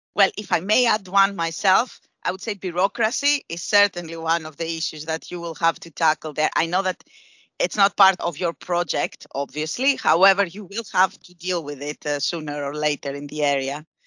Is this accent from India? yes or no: no; Greece; I say that as a southeasterner myself, eh, because I am from Greece